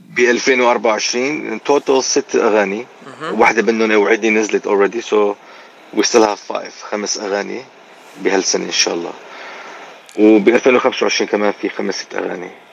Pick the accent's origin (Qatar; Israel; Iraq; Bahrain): Iraq; moved away as an adult; والاصل من العراق